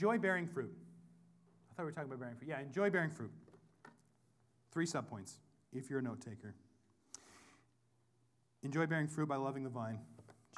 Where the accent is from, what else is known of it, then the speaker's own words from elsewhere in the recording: Whatcom County, Washington, United States; I'm from Whatcom County. We're one part hippie, one part hick